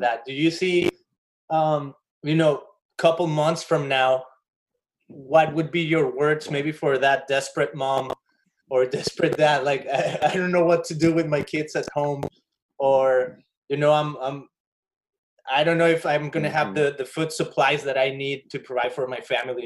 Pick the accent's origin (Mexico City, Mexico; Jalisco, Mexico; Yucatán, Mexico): Jalisco, Mexico; Guadalajara; now in Costa Mesa, United States; I'm originally from Guadalajara, Jalisco, Mexico, and this transmission is being broadcasted from a little tiny house in Costa Mesa, California